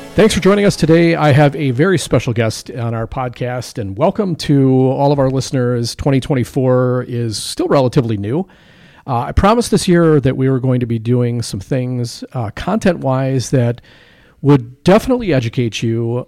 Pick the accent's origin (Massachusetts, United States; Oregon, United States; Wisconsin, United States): Wisconsin, United States; Waukesha; also my hometown. So I grew up on the north side of Waukesha